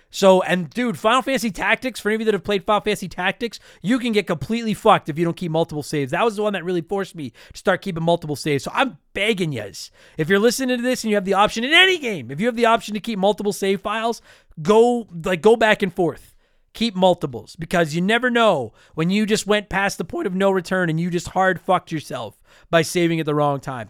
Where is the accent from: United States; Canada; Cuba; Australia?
Canada; as a Canadian